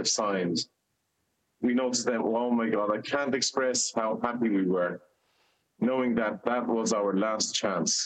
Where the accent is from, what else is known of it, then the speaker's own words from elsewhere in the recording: Gaza, Gaza Strip, Palestine; now in Dublin, Ireland; the lovely city that I was raised up in Gaza